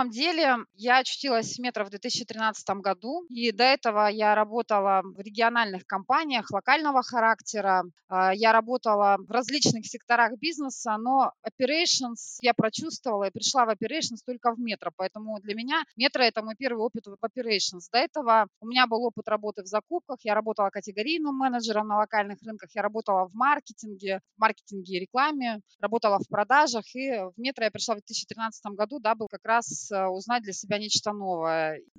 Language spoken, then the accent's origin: Russian; Krasnoyarsk, Krasnoyarsk Krai, Russia; now in Smolensk, Russia; Нет, я сама из Красноярска, я сибиряк, сибирячка, правильнее сказать. В Смоленске я оказалась полтора года назад